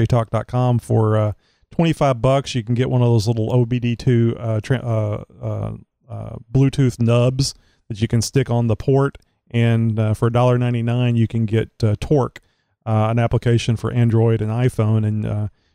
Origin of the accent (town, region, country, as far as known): Southeast Texas, United States; born or raised there